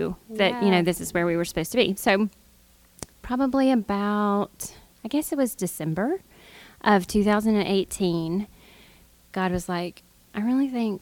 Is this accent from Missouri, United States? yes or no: no; Brookhaven, Mississippi, United States; moved away as an adult; also born or lived in Pittsburgh, Pennsylvania / Fort Worth, Texas; I grew up in Brookhaven, and I went to Colon Community College